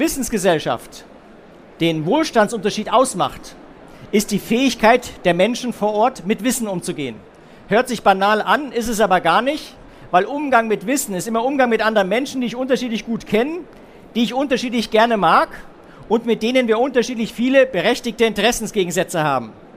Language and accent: German; Munich, Bavaria, Germany; Bei uns in München